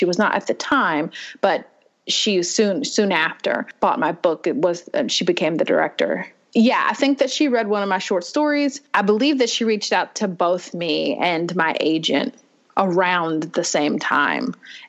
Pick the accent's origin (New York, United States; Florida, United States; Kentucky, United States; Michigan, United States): Kentucky, United States; I've lived here my whole life